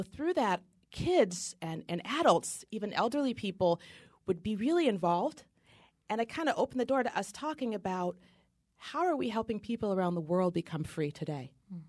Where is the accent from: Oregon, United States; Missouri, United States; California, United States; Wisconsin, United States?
Oregon, United States; My father, I'm from Oregon, and my father used to always take me cross-country skiing in the mountains.